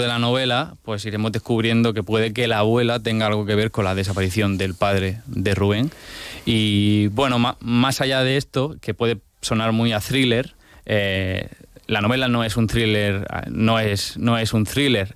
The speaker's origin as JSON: {"language": "Spanish", "region": "Region of Murcia", "country": "Spain", "said": "cómo somos los murcianos"}